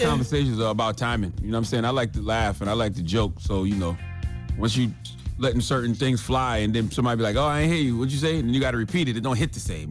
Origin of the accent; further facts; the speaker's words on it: South Carolina, United States; I'm from South Carolina too